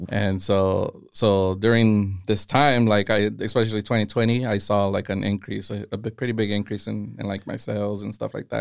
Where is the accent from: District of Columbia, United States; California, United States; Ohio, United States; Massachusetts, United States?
California, United States; Castroville; I grew up in Castroville